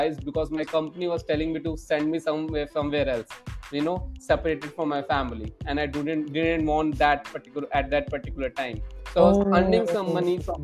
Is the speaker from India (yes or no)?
yes; New Delhi, Delhi, India; I'm a Delhiite, means I was born and brought up in New Delhi itself, and I did my schooling from here itself.